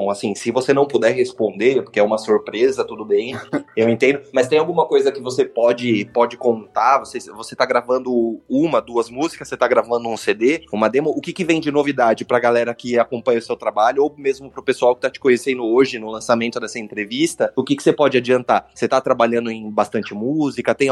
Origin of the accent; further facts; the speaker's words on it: São Paulo, Brazil; Porque eu sou de São Paulo, aqui às vezes você vê gente andando na rua sem máscara